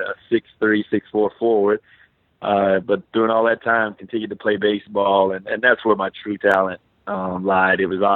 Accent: Tallahassee, Florida, United States; I had an opportunity to play collegiately at Florida State, which was right where I was in my hometown.

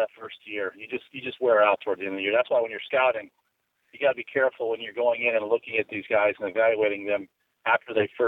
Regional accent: Chicago, Illinois, United States; I grew up right outside Chicago

